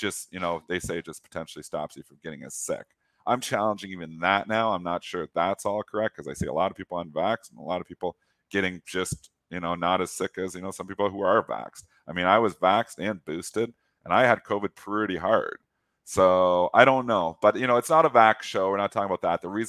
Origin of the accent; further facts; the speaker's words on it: Canada; I'm Canadian